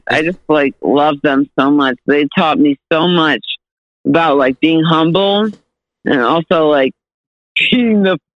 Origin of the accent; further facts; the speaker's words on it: New Hampshire, United States; I'm from New Hampshire. Yeah, we live free or die.